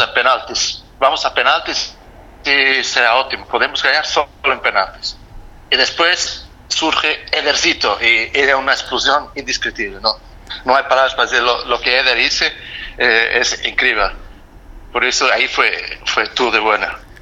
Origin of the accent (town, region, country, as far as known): Portugal; Spanish is a second language; now in Germany